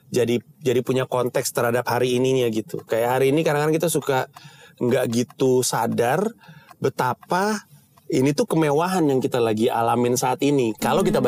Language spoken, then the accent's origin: Indonesian; Singapore; born there; aku lahir di Singapura, ayah masih kerja di situ.